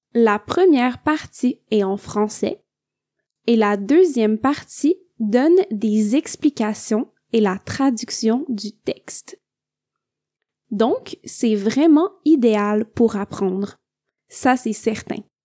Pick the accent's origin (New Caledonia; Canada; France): Canada; Quebec; je viens du Québec.